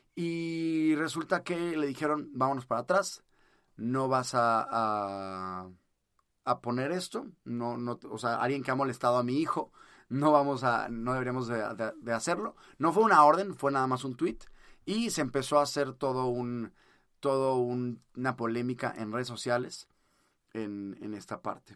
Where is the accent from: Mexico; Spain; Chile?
Mexico; acá en México yo en mi país